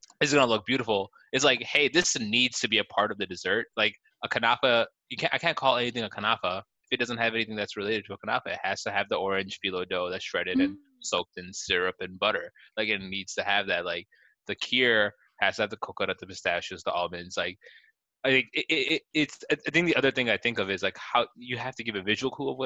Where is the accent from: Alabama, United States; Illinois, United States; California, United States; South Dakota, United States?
Illinois, United States; Chicago; I'm born and raised in Chicago. Like I'm an ABC